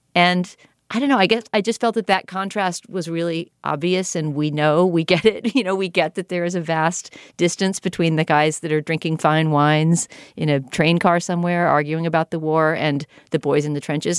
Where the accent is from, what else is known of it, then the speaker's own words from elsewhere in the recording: United States; as an American viewer